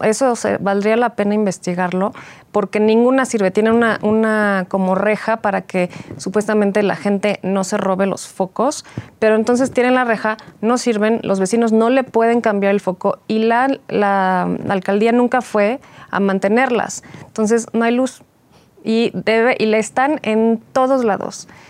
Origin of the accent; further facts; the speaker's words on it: Mexico City, Mexico; nací en la Ciudad de México, he vivido todo el tiempo en Álvaro Obregón